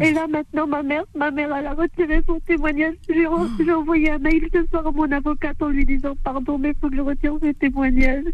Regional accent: Hauts-de-France, France; je suis née en France

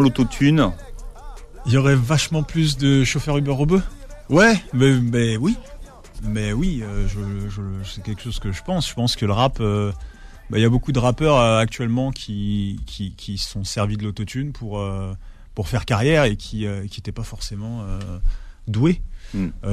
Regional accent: Ivry-sur-Seine, Île-de-France, France; also born or lived in Alfortville; j'ai grandi en fait, euh, j'ai grandi à Ivry

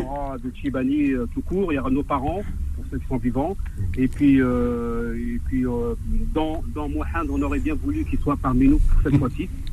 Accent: Nanterre, Île-de-France, France; je suis natif des bidonvilles de Nanterre.

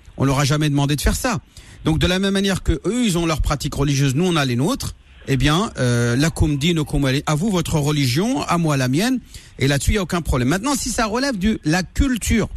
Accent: France; J'ai grandi en France, j'ai grandi, grandi à l'école avec le sapin de Noël

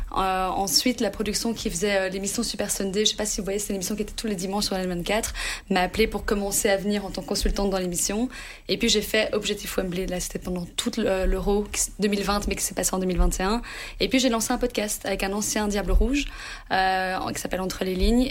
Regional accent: Anderlecht, Brussels-Capital Region, Belgium; moi, j'ai grandi en Anderlecht

